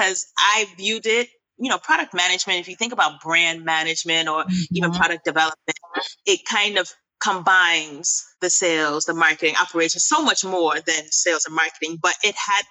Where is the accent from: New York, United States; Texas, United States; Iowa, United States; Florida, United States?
New York, United States; New York City; moved away as an adult; now in Accra, Ghana; I am originally Ghanaian. Both my parents are Ghanaian, but I was born and raised in New York. So I'm a New Yorker through and through, and currently based in Accra